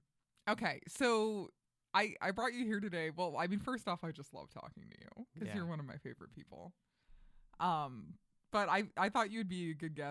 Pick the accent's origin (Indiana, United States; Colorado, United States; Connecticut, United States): Colorado, United States; Colorado Springs; now in Los Angeles, United States; Colorado Springs, Colorado, my hometown.